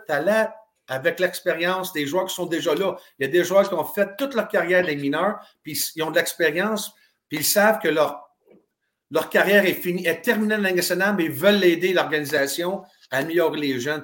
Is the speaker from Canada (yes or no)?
yes; Drummondville, Quebec, Canada; moved away; also born or lived in Kitchener / Germany; Je viens de Drummondville, Québec